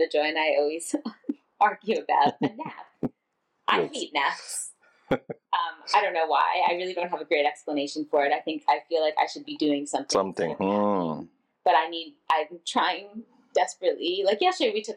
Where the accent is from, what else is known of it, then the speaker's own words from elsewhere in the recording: United States; growing up as American